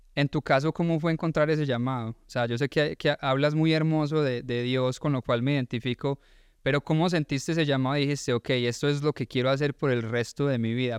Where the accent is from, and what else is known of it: Colombia; now in Georgia, United States